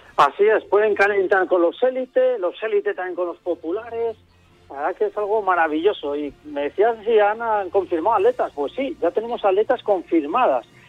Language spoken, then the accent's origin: Spanish; Aranda de Duero, Castile and León, Spain; mi pueblo